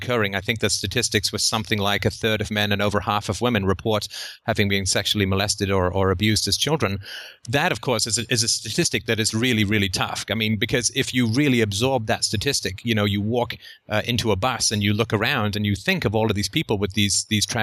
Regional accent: England, United Kingdom; I grew up in England

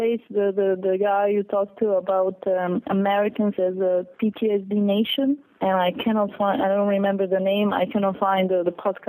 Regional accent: Serbia; now in Paris, France; I'm coming from {S4} Serbia, actually, and I live in Paris. Like, it's totally mixed up. And you know, growing up in the war

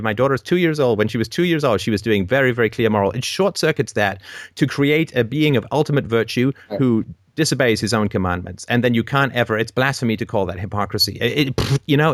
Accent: England, United Kingdom; I was raised in England as a Christian

